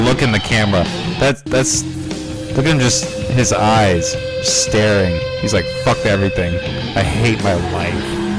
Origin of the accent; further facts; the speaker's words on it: Northwest Iowa, United States; now in Des Moines, United States; I grew up in Northwest Iowa